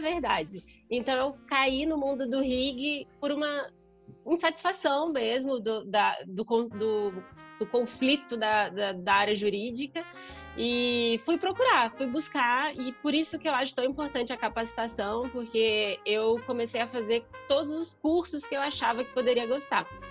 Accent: Brasília, Federal District, Brazil; Eu, como boa brasiliense, fui criada para fazer concurso público

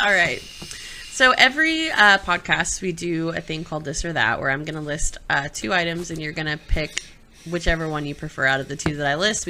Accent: the South, United States; I'm from the South.

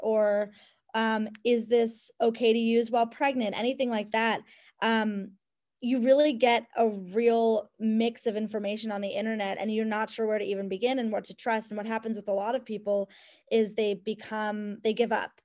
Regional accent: Cleveland, Ohio, United States; moved away; my home where I grew up in Cleveland.

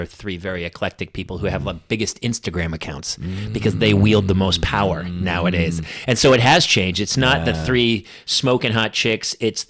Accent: New Hampshire, United States; now in Los Angeles, United States; I'm from New Hampshire too.

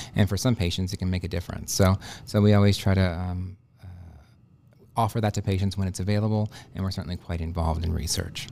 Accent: Dallas, Texas, United States; moved away as an adult; also born or lived in Houston, Texas / Austin, Texas / Galveston, Texas; now in Bismarck, United States; I'm originally from Texas. Uh, I was born and raised in Dallas, moved to Houston for high school

